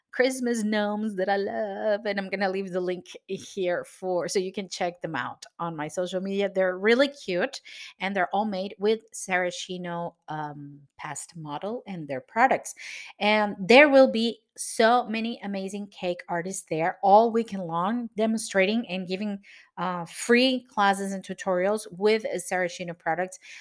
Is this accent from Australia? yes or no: no; Venezuela; now in Cascais, Portugal; I am from Venezuela, but I live in Portugal.